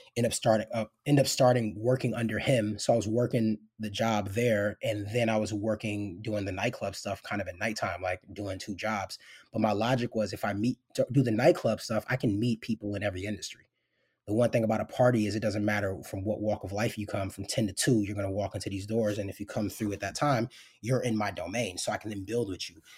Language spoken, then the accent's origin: English; New York City, New York, United States; moved away as an adult; also born or lived in Seattle / Memphis, Tennessee / Los Angeles / Portland, Oregon; grew up in New York City, primarily. Uh, grew up in New York, was born in Harlem, lived in the Bronx, uh, a little bit in middle school and in high school